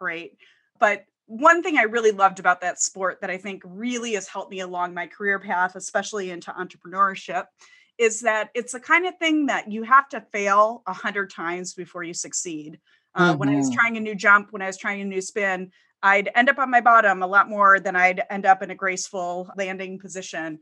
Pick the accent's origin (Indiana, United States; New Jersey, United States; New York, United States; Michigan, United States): Michigan, United States; Detroit; moved away as an adult; also born or lived in California; I grew up in the Metro Detroit area, so Midwestern born and raised